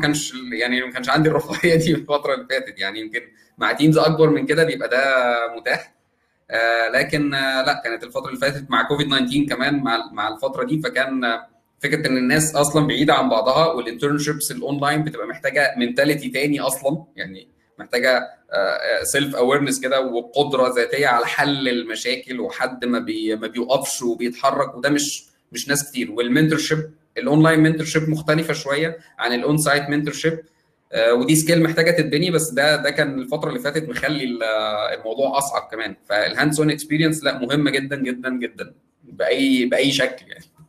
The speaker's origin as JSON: {"language": "Arabic", "country": "Egypt", "said": "عندنا في مصر"}